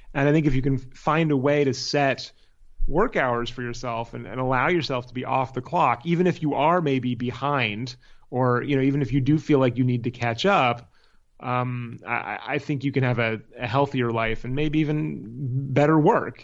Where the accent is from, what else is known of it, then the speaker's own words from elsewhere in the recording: Palo Alto, California, United States; moved away as an adult; also born or lived in San Francisco / New York / Los Angeles; I am from Palo Alto, California, is where I, where I grew up.